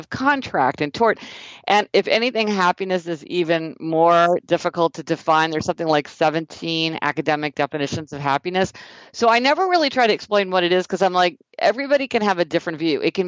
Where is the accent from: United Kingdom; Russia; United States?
United States; Kansas City, Missouri; I'm from Kansas City, Missouri